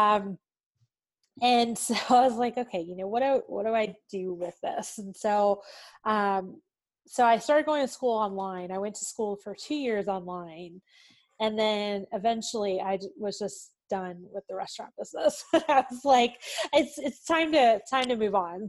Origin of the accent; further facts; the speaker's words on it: Smithfield, Virginia, United States; moved away as an adult; now in Atlanta, United States; actually grew up in Smithfield. It's the ham capital of the world.